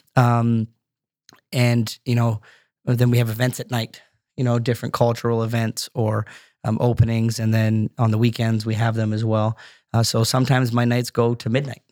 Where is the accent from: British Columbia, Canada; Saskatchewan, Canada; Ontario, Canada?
Ontario, Canada; Brampton; also born or lived in Scotland / Markham; that Brampton that I grew up